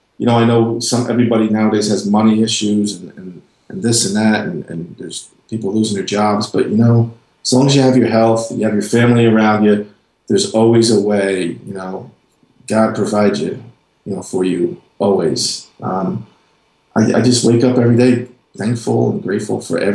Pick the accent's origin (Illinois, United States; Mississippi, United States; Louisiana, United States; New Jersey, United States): New Jersey, United States; moved away as an adult; now in North Carolina, United States; I lived in New Jersey. I'm from New Jersey